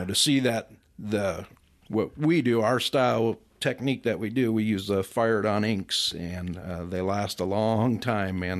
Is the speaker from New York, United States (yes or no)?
no; Chicago, Illinois, United States; moved away; I'm originally from Chicago. Been out here for forty-two years, so I'd pretty much consider myself a native